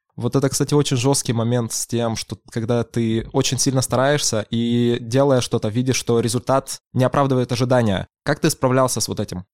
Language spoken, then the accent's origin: Russian; Zlatoust, Chelyabinsk Oblast, Russia; moved away as an adult; now in Yekaterinburg, Russia; Я из Златоуста, Челябинская область. Учился я в самой обычной МАУСОШ номер 9